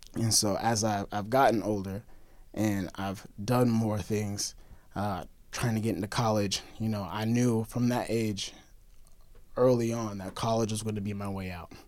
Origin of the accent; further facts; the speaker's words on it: Springfield, Missouri, United States; I'm from Springfield